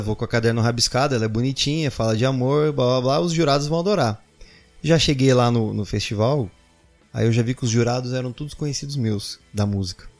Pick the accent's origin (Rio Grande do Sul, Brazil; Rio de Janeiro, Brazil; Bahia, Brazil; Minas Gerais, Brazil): Bahia, Brazil; Salvador; moved away; eu passei a minha adolescência em Salvador, na Bahia